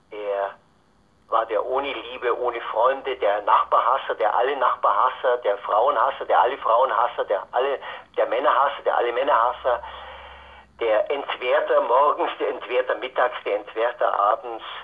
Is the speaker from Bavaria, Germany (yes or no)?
yes; Altötting, Bavaria, Germany; born there; ich bin in Altötting geboren, ich bin ein Nach Nachkriegskind.